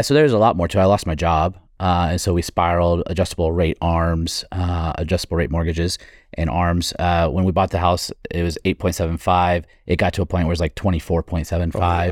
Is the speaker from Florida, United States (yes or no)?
yes; Florida, United States; I was growing up in Florida